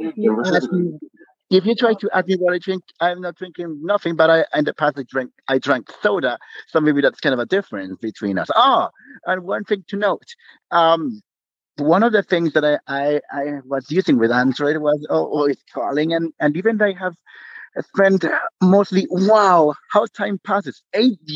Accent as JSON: {"language": "English", "town": "Panama City", "region": "Panamá", "country": "Panama", "tie": "born or raised there", "moved": "yes", "lives_now": "Penonomé, Panama", "said": "I come from Panama, the beautiful city of the beautiful country of Panama. I was born in the city"}